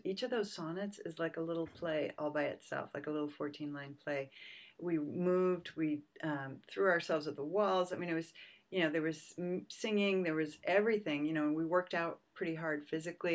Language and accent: English; suburbs of Boston, Massachusetts, United States; also born or lived in Pennsylvania; now in San Francisco Bay Area, United States; I was born in Pennsylvania. My family moved to Massachusetts when I was two, so I was really raised in the suburbs of Boston